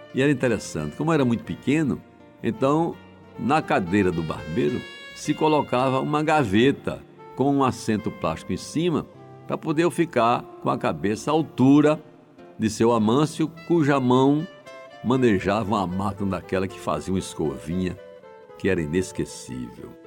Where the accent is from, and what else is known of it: João Pessoa, Paraíba, Brazil; born or raised there